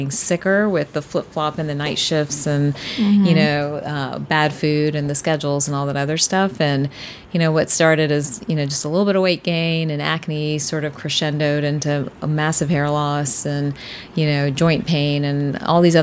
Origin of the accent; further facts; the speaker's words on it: Atlanta, Georgia, United States; From Atlanta